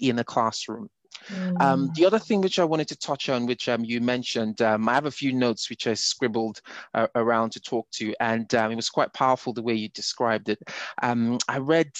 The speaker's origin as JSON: {"language": "English", "country": "Nigeria", "tie": "born or raised there", "moved": "as an adult", "said": "I grew up in Nigeria. I did not move to Europe till I was in my 20s. So my identity is Nigerian to the very core"}